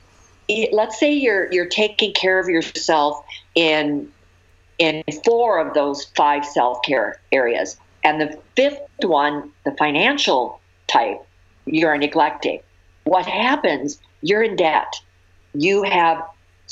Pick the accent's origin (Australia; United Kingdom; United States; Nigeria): United States; Minnesota; now in California, United States; I grew up in Minnesota where the weather's terrible.